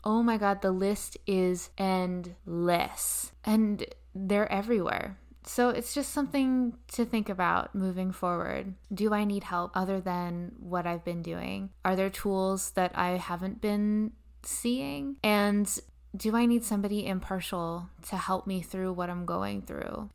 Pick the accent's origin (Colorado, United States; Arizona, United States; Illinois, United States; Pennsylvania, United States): Pennsylvania, United States; Bedford; moved away as an adult; also born or lived in New York; I was born in Bedford, Pennsylvania, very small town. I started in theater at a very young age with the Bedford County Players in Bedford, Pennsylvania